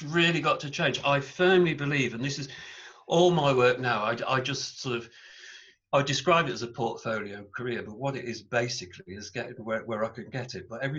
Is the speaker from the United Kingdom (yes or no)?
yes; England, United Kingdom; in England, English people are really funny, in my opinion, although I'm English